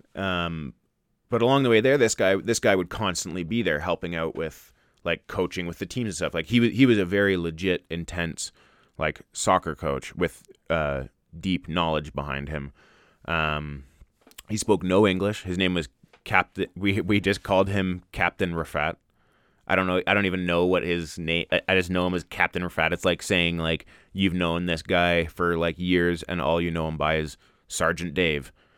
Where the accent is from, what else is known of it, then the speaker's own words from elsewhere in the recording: Ontario, Canada; now in Alberta, Canada; I grew up in Ontario